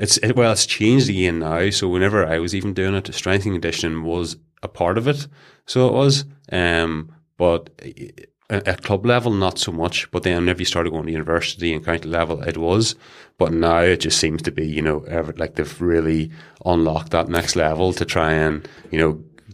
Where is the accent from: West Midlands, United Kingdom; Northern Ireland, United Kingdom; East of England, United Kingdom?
Northern Ireland, United Kingdom; Leitrim; So I was born and bred in a village called Leitrim. It's outside Castle Wellen, near Newcastle.